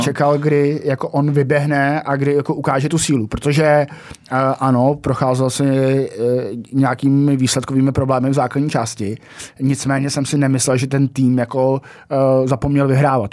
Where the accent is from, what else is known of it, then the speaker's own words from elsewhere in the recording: Jihlava, Vysočina Region, Czechia; že jsem z Jihlavy